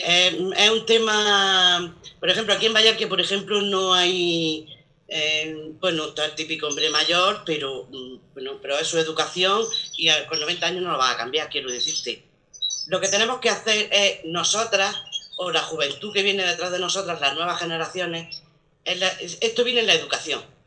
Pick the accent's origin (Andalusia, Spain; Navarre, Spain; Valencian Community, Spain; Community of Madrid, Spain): Andalusia, Spain; Macael; moved away as an adult; now in Bayarque, Spain; yo no soy nacida aquí, yo soy de Macael